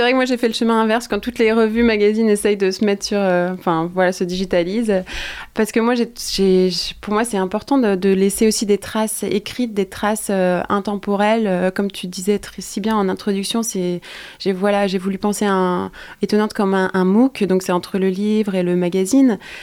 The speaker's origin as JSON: {"language": "French", "town": "Quimper", "region": "Brittany", "country": "France", "tie": "born or raised there", "said": "j'ai grandi à Quimper dans une famille modeste entre guillemets"}